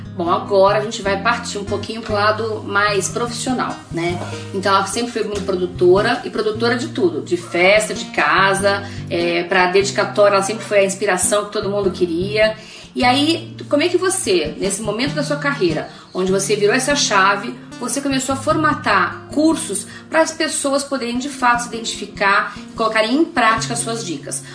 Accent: Rio de Janeiro, Brazil; eu nasci no Rio de Janeiro

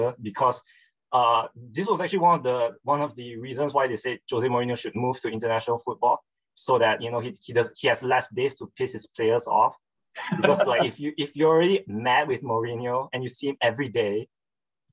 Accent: Malaysia; also born or lived in Australia; I'm Malaysian

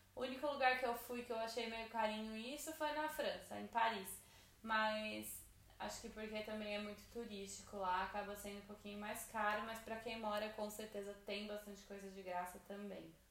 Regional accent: São Paulo, Brazil; moved away

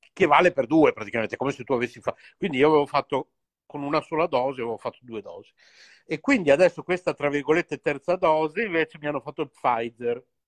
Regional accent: Bologna, Emilia-Romagna, Italy; siamo tutti e due qui di Bologna

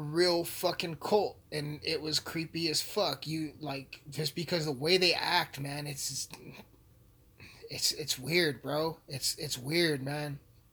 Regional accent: Alamosa, Colorado, United States; Alamosa sucks. My hometown sucks

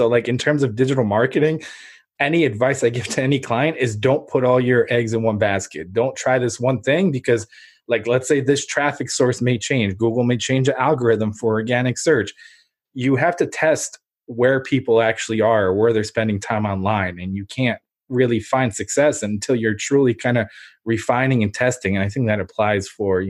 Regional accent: Ukraine; moved away; And then I remember like what my grandfather told me, that obviously I'm an immigrant from Ukraine. We came over.

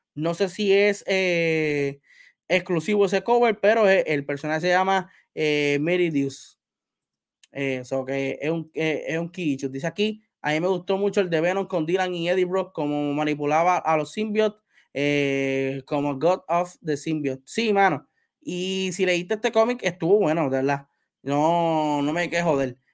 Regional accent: Puerto Rico; yo soy puertorriqueño

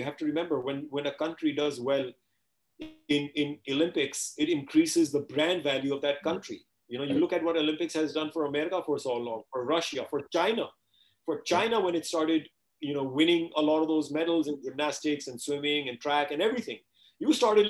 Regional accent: Canada; I'm very grateful that my parents put me into Taekwondo class. While I was growing up in Canada, you know, so that again was totally disciplined.

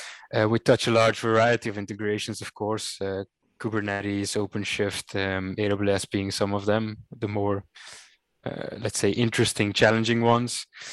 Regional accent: Cape Town, Western Cape, South Africa; moved away as an adult; also born or lived in Rotterdam, Netherlands; now in Netherlands; So I was born and raised in Cape Town, in an area they call the Northern Suburbs. Which is really working man's place, beautiful city, of course, beautiful country.

